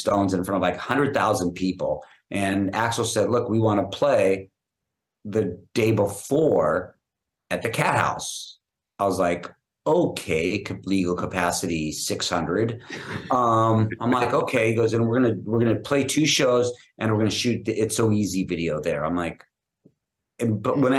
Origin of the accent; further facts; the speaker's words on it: Los Angeles, California, United States; I grew up in Hollywood